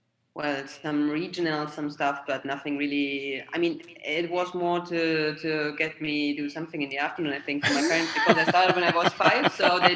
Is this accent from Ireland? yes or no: no; Germany; now in Italy; I'm from Germany, I moved to Italy